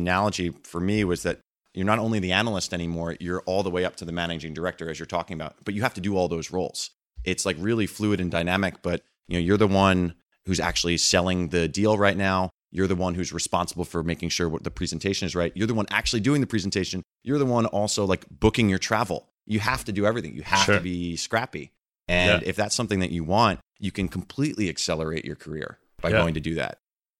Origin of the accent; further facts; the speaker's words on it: East Coast, United States; You know, I grew up on the East Coast. I didn't leave the Eastern time zone until I was like 22 years old or something like that.